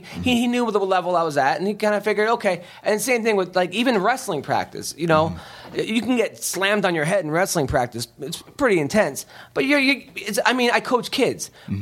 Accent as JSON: {"language": "English", "country": "United States", "said": "I'm from uh, America"}